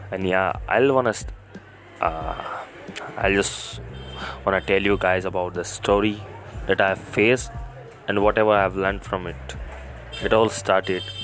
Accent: Jaipur, Rajasthan, India; I'm from Jaipur

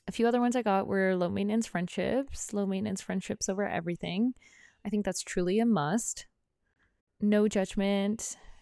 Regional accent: Prince Rupert, British Columbia, Canada; moved away; I'm from Prince Rupert, a small town in northern B C, and I'm still really good friends with a lot of my high school friends

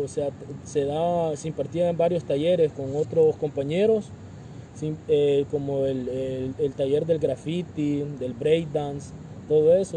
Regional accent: El Salvador; moved away as an adult; now in Mexico; yo soy originario de El Salvador

